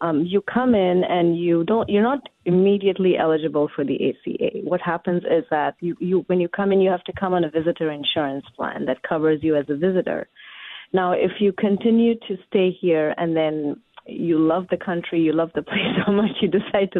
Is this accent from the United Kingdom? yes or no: no; India; now in Washington, United States; I am from India